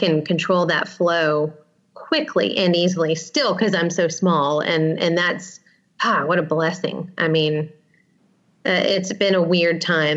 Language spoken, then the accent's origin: English; Atlanta, Georgia, United States; moved away as an adult; now in Savannah, United States; We are from Atlanta